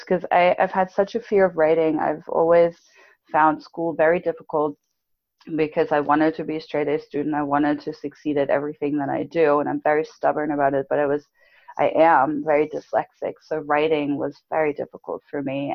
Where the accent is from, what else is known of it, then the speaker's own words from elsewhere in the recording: Germany; moved away as an adult; I grew up in Germany. So for anyone listening, I grew up in Germany